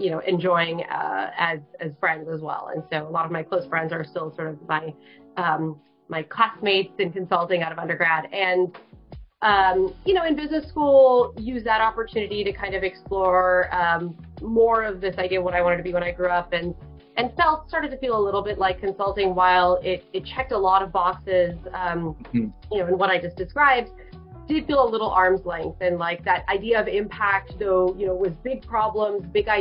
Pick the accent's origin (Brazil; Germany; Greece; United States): United States; Bay Area, California; now in Chicago, United States; I definitely grew up, born and raised in the Bay Area